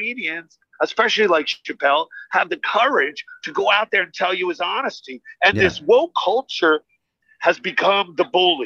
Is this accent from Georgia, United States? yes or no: no; New Jersey, United States; now in Las Vegas, United States; I grew up in New Jersey